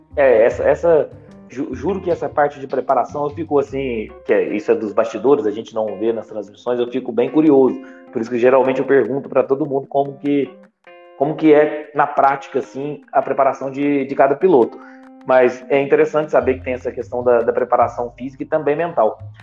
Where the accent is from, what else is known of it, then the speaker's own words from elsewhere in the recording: Minas Gerais, Brazil; Eu sou de Minas